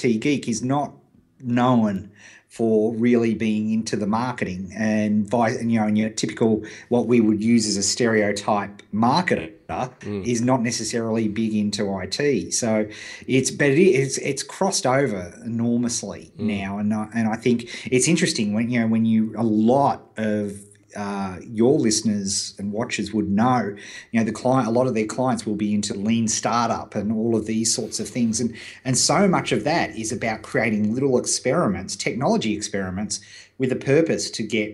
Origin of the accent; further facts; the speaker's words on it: Beechworth, Victoria, Australia; Beechworth, my hometown